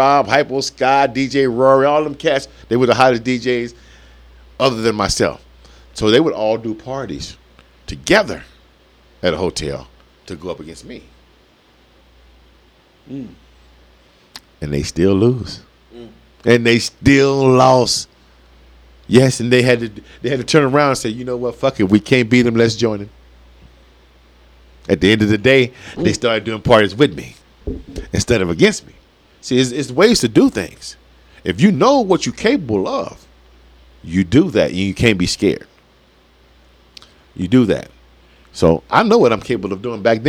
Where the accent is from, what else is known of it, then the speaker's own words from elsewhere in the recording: Las Vegas, Nevada, United States; I've been representing Las Vegas for a long time when it comes to this hip-hop